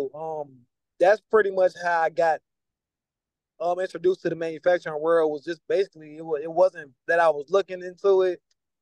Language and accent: English; Virginia, United States; also born or lived in Georgia / Kentucky / North Carolina; I'm from Virginia, but I've been all over the place. My mom, she was in the military. I've lived with certain family members as a teenager, Georgia, Kentucky, North Carolina.